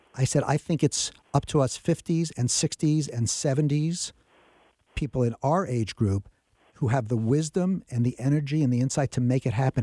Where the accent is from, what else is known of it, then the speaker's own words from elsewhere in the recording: New York, United States; When I was a kid growing up in New York